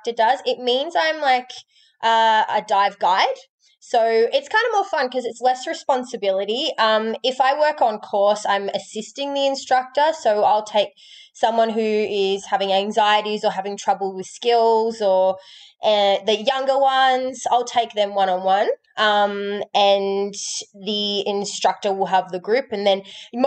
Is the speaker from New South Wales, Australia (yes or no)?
no; Melbourne, Victoria, Australia; moved away; also born or lived in Whitsundays, Queensland / Gold Coast, Queensland; So, I'm from Melbourne in Australia